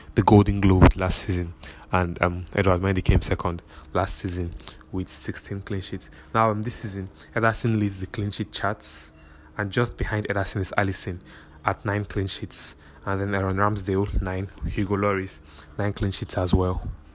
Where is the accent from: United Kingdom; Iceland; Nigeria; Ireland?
Nigeria; this is me speaking as a Nigerian